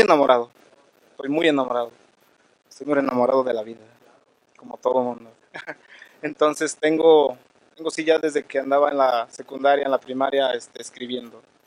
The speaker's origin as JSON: {"language": "Spanish", "region": "Michoacán", "country": "Mexico", "moved": "yes", "lives_now": "Denver, United States", "said": "soy eh, de Michoacán, México. Venimos de una cultura eh, purépecha"}